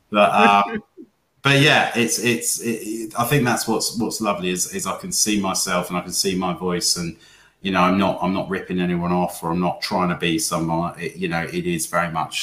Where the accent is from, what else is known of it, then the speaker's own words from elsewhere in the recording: Wales, United Kingdom; I grew up in Wales, and we grew up with the story of the Small's Lighthouse